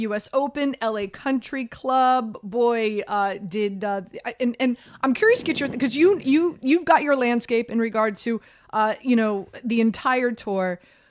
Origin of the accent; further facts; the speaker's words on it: Miami, Florida, United States; I'm born and raised in Miami